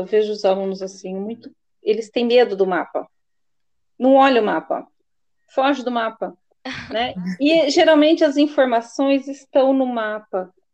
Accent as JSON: {"language": "Portuguese", "town": "Presidente Prudente", "region": "São Paulo", "country": "Brazil", "said": "que é próximo à minha região, que eu sou de Presidente Prudente"}